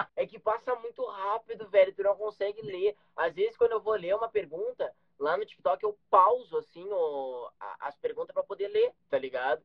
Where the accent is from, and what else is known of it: Gaúcho, Rio Grande do Sul, Brazil